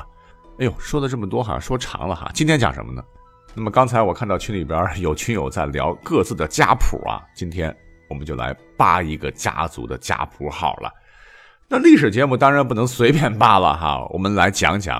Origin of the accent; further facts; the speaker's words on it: Gansu, China; 我作为甘肃人